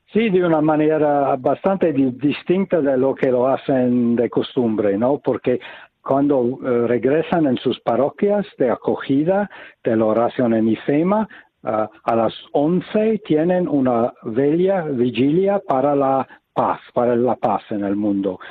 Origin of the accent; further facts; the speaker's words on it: United States; now in Taizé, France; Yo vengo de los Estados Unidos